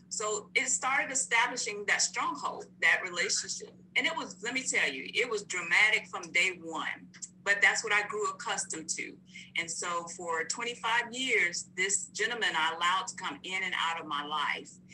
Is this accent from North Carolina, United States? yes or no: yes; North Carolina, United States; moved away; I'm originally from North Carolina